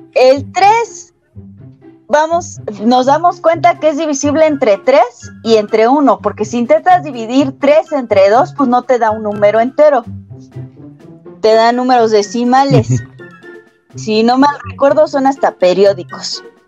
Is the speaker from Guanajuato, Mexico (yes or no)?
no; State of Mexico, Mexico; como soy del Estado de México